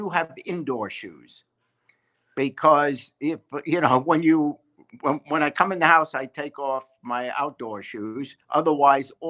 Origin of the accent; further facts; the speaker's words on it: New York City, New York, United States; also born or lived in England; I was raised in New York City, and I'm a diehard Yankee fan